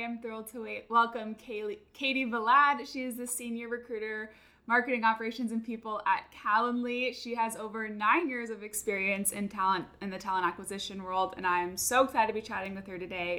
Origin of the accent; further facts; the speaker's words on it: California, United States; now in Austin, United States; And then I grew up in California, so like switching over to Austin